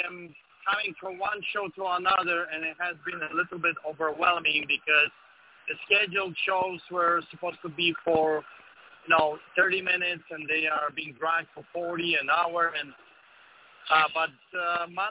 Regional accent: Poland; now in Canada; I came here from Canada. I escaped from Poland, and I came to Canada for a simple reason. For freedom.

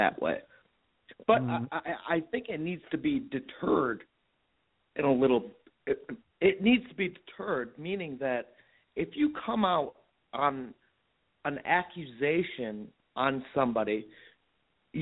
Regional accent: Cleveland, Ohio, United States; I'm from Cleveland, Ohio

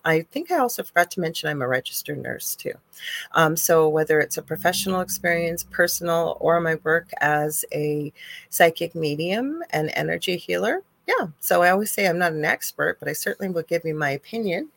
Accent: Canada; I'm Canadian

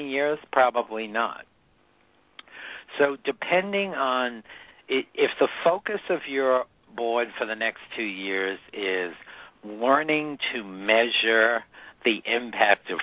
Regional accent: New England, United States; I grew up in New England

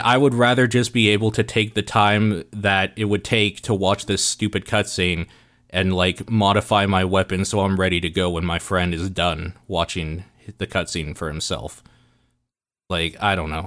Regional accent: Canada; we grew up in Canada

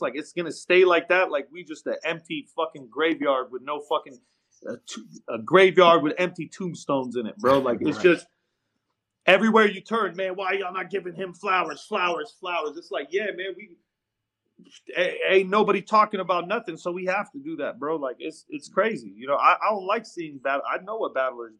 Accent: West Coast, United States; I'm from the West.

